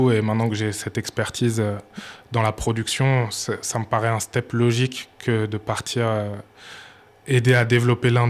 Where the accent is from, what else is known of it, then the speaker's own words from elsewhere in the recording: Burkina Faso; Exactement, ouais. ma mère est burkinabé, ben, je suis burkinabé.